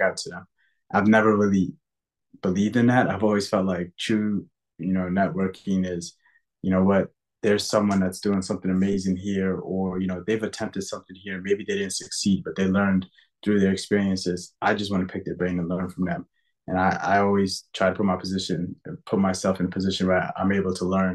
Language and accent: English; United States; also born or lived in Sudan; I'm a first-generation American. I was born in Sudan. Moved here when I was 5 years old with my family